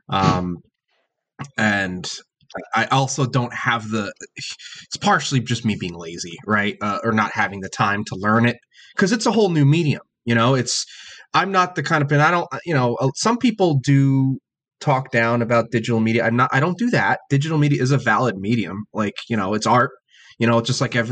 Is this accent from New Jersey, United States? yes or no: yes; New Jersey, United States; where I grew up in New Jersey